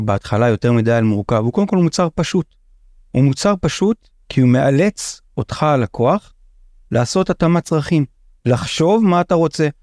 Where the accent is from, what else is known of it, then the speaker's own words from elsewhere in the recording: Israel; אני קיבוצניק. יצאתי מהקיבוץ בגיל קצת לפני 23